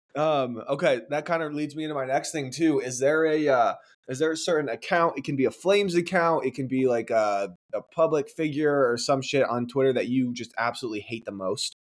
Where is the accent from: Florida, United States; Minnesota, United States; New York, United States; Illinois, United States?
Illinois, United States; Chicago; I'm from Chicago. That's where I live now, too